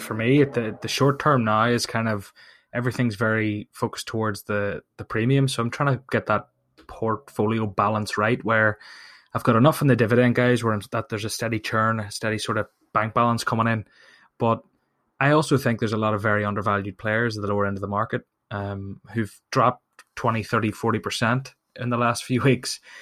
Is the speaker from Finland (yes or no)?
no; Ireland; I'm from Ireland